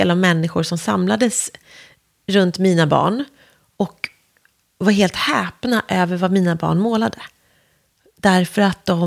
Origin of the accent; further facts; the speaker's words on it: Värmdö, Stockholm County, Sweden; also born or lived in Nälsta; Eh, och när jag var ett år flyttade vi till Värmdö så jag i mitt hjärta och själ är ju en skärgårdsunge.